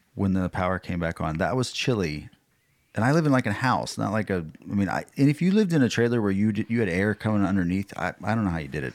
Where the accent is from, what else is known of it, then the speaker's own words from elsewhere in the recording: Texas, United States; I'm from Texas